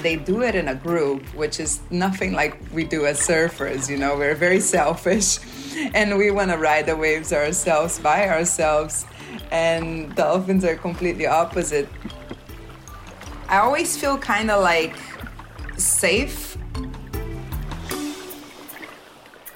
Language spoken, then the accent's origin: English; Rio de Janeiro, Brazil; now in Nazaré, Portugal; I was born in Rio de Janeiro, Brazil.